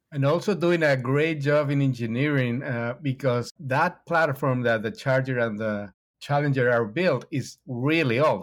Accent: Mexico; I'm from Mexico

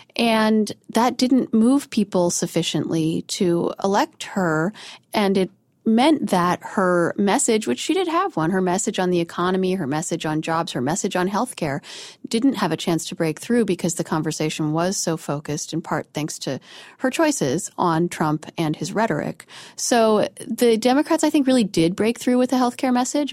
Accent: outside of Denver, Colorado, United States; where I grew up outside of Denver

